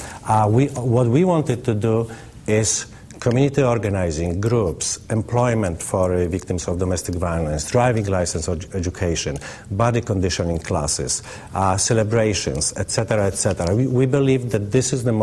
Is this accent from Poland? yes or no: yes; Poland; English is a second language; moved away as an adult; also born or lived in Atlanta, Georgia; now in United States; I am originally from Poland. I came to this country as a refugee. I didn't speak much English 20 years ago